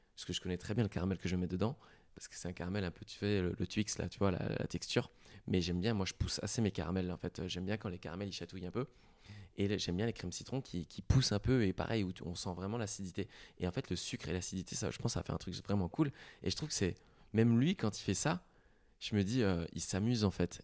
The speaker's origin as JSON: {"language": "French", "area": "Lorraine", "region": "Grand Est", "country": "France", "said": "je suis lorrain"}